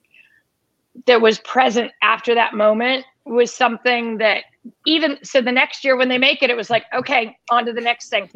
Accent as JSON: {"language": "English", "town": "Los Angeles", "region": "California", "country": "United States", "tie": "born or raised there", "also_born_or_lived": "Pocatello, Idaho / Washington, D.C.", "moved": "as an adult", "lives_now": "Philadelphia, United States", "said": "I was working in Los Angeles for 2 years, which was my hometown"}